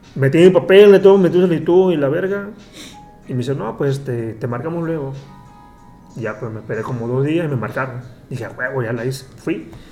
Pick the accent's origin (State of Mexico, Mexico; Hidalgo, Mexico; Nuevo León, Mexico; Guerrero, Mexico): Guerrero, Mexico; Acapulco; moved away as an adult; now in Dubai, United Arab Emirates; soy de Acapulco, nací allí